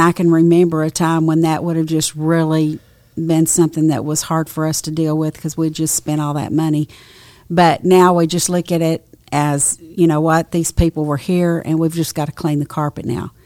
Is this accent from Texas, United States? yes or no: yes; Nacogdoches, Texas, United States; I grew up in Nacogdoches, Texas